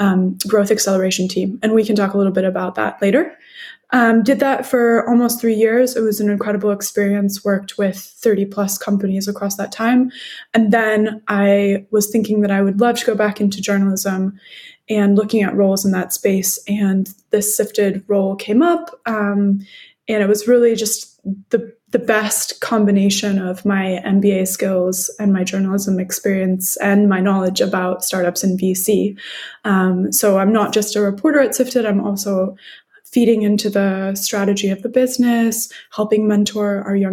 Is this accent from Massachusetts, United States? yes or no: no; Baltimore, Maryland, United States; moved away as an adult; also born or lived in Tokyo, Japan; So I'm originally from Baltimore, Maryland in the United States, went to university in the United States